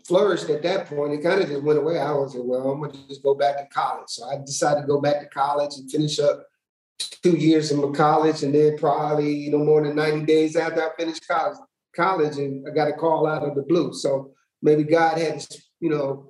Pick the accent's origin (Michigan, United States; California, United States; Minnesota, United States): Michigan, United States; Flint; moved away as an adult; now in Birmingham, United States; I'm originally from Flint, Michigan, grew up in Flint, decided to go into the Marine Corps